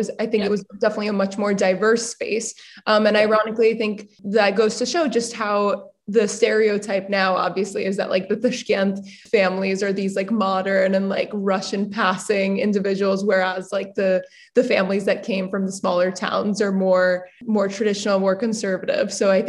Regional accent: Dushanbe, Tajikistan; like, oh yes, I'm from Dushanbe, like you cannot, I'm not going to waver from that.

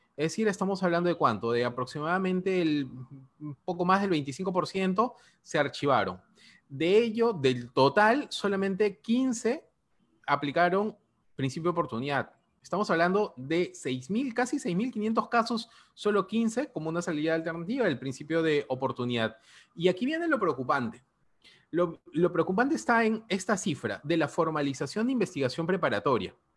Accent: Peru

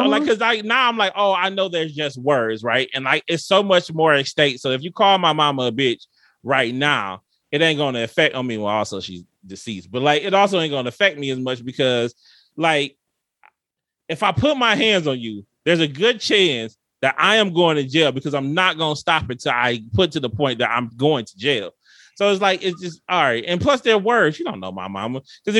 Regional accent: Detroit, Michigan, United States; moved away as an adult; I'm from Detroit. Everything is black in Detroit. I went to all black

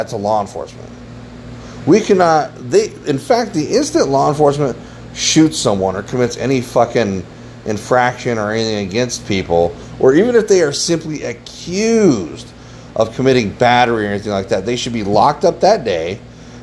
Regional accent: United States; we have as American citizens

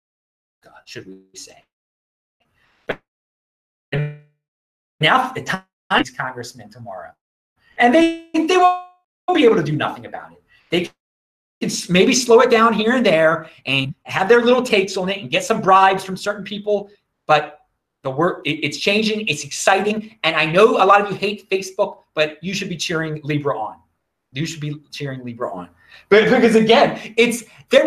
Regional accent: Baltimore County, Maryland, United States; when a white person says they're born and raised in Baltimore, Maryland – of a certain age, they mean they were raised in the county, and that's me

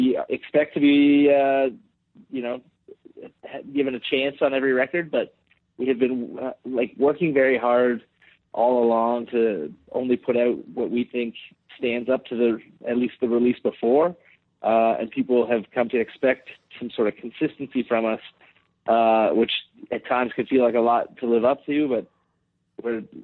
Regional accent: Canada; we are both Canadian

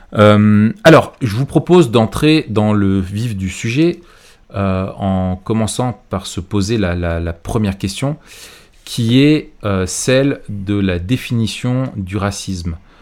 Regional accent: France; chez nous en France

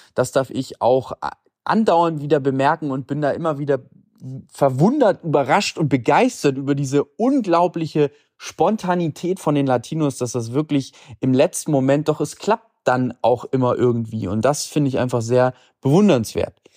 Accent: Germany; Bei uns in Deutschland

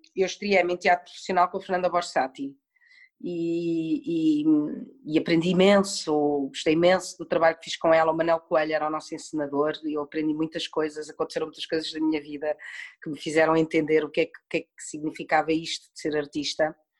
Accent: Portugal; also born or lived in Madrid, Spain; fui viver com a minha mãe e com o meu pai para a Espanha, para Madrid. Fiquei lá seis anos, voltei para Portugal quando tinha seis anos

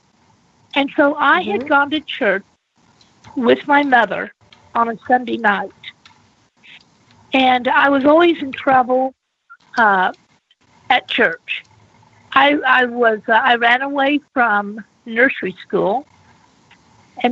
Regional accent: Bethany, Oklahoma, United States; I was born in Bethany, Oklahoma, where my parents met at the Nazarene Ministerial School

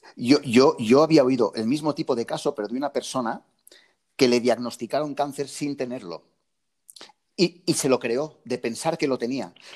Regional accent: near Lloret de Mar, Catalonia, Spain; aquí en Lloret de Mar, al lado de, mi pueblo

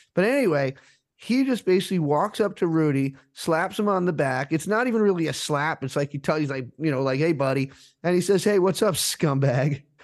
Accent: Rhode Island, United States; now in Philadelphia, United States; I'm from Rhode Island originally, and I have friends back there

